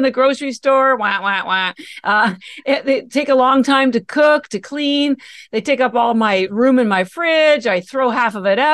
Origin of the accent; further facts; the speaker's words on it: Canada; moved away as an adult; now in Boston, United States; First of all, I'm Canadian. And I mentioned that because all my education, I have an MBA and all my education and family are still in Canada